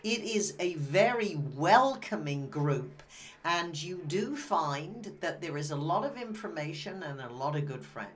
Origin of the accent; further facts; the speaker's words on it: Wimborne, South West England, United Kingdom; moved away; I come from Wimborne, Dorset.